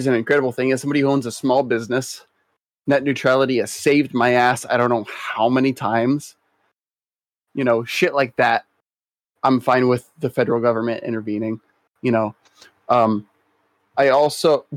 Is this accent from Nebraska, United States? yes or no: yes; Nebraska, United States; moved away as an adult